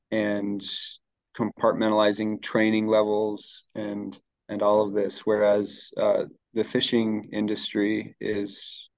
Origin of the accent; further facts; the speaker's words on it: United States; moved away as an adult; also born or lived in Colorado / Utah; now in Pacific Northwest, United States; here in the Pacific Northwest, I'm fairly new. I grew up fishing in Colorado and Utah.